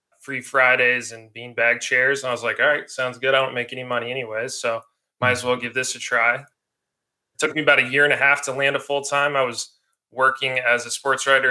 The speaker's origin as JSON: {"language": "English", "town": "Denver", "region": "Colorado", "country": "United States", "also_born_or_lived": "Oregon / Portland / San Francisco / Los Angeles", "moved": "yes", "said": "I'm from Denver originally"}